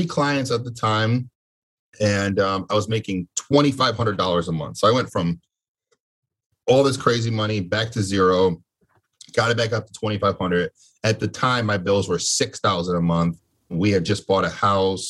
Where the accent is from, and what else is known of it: Connecticut, United States; born or raised there